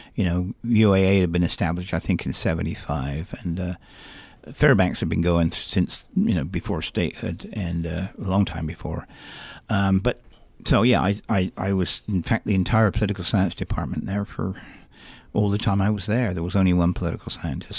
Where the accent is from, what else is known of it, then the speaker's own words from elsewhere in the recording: England, United Kingdom; moved away as an adult; also born or lived in Alaska; now in United States; I'm originally from England